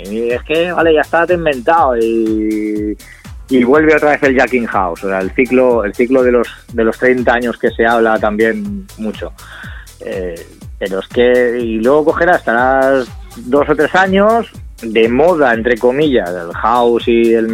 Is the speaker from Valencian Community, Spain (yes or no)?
yes; Castellón, Valencian Community, Spain; nosotros somos de Castellón, nos íbamos, oye, vámonos dos, eh, quedamos tú y yo, oye, vámonos a Valencia